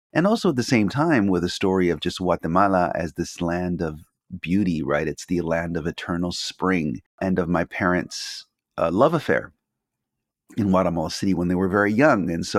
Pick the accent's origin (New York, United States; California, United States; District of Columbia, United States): California, United States; Los Angeles; I grew up in Los Angeles